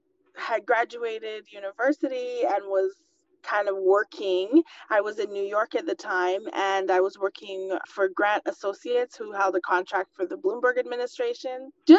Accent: Guyana; I was born in Guyana in South America and was raised in a family of entrepreneurs

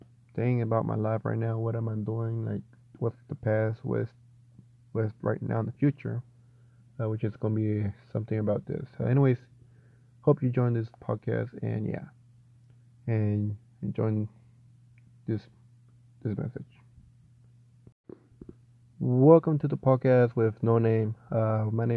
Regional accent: Chapel Hill, North Carolina, United States; I was born in Chapel Hill, North Carolina, on October 23rd, 1998

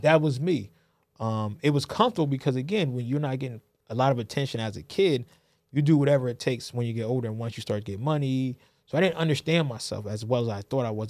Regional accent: New Haven, Connecticut, United States; born and raised in New Haven, Connecticut

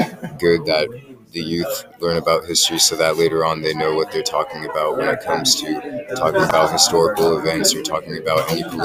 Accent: United States; I'm just an ordinary boy growing up in America. I go to school. I go to Roosevelt High School.

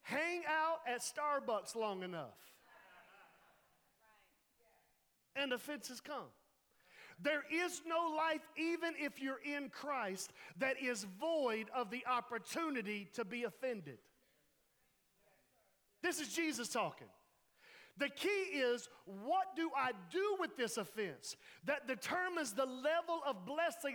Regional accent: Laurinburg, North Carolina, United States; we're from the Laurinburg

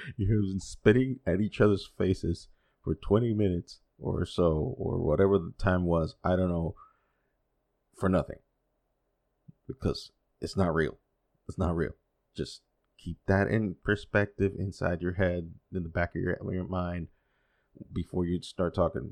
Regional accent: Dominican Republic; first language Spanish; English is a second language; also born or lived in United States; I've been living here most of my life, though I was born in the States, but lived here 'cause my parents are from here

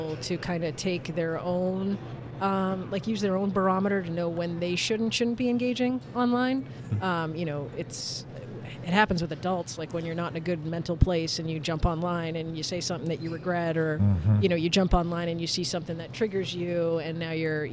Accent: Massachusetts, United States; I'm also from Massachusetts

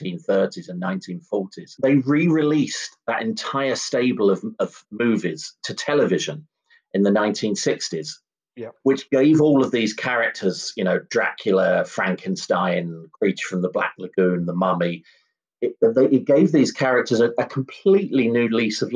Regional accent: London, United Kingdom; growing up in blocks of flats in the middle of South London

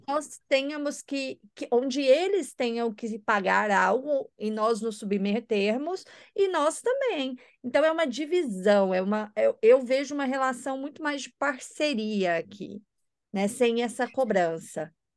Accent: Goiânia, Goiás, Brazil; moved away as an adult; also born or lived in São Paulo; now in France; minha cidade natal, Goiânia

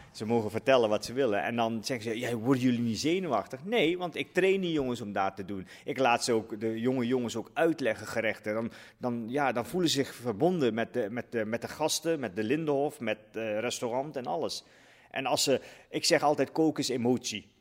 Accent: Netherlands; Ik ben ook een Nederlander. Ik, praat, ik ben hierop gegroeid.

